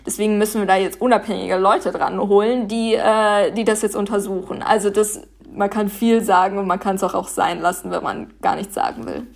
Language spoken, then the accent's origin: German; Paderborn, North Rhine-Westphalia, Germany; now in Berlin, Germany; ich bin hier geboren und aufgewachsen